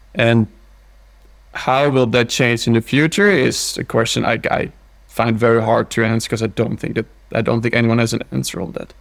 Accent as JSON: {"language": "English", "country": "Netherlands", "tie": "born or raised there", "also_born_or_lived": "Belgium / Scotland / Switzerland / Italy", "moved": "as an adult", "lives_now": "Oslo, Norway", "said": "I'm from the Netherlands. Mm-hmm. Born and raised there."}